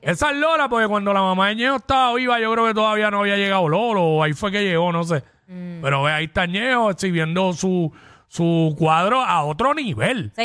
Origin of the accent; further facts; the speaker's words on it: Cabo Rojo, Puerto Rico; mi pueblo allá en Cabo Rojo